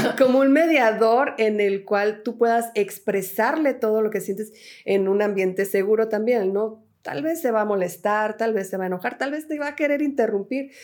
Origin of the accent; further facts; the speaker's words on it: Mexico; yo me regreso a México